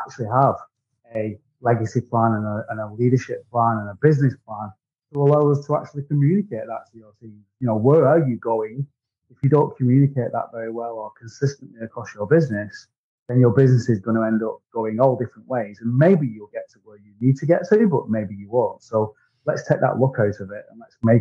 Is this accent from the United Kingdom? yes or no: yes; Wigan, North West England, United Kingdom; accent: Wigan; I'm from Great Britain. I'm in a town called Wigan, which is my accent.